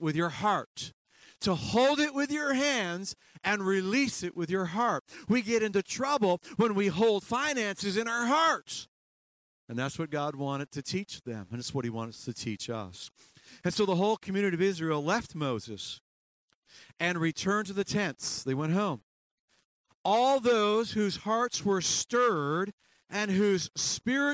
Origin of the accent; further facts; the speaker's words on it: Canada; moved away as an adult; also born or lived in upstate New York; I'm Canadian